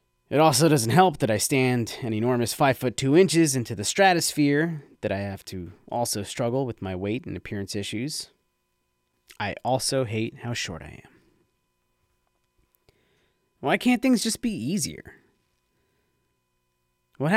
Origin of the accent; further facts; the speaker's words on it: Red Bank, New Jersey, United States; Broad Street Red Bank, downtown to the locals, and just so happens to be my hometown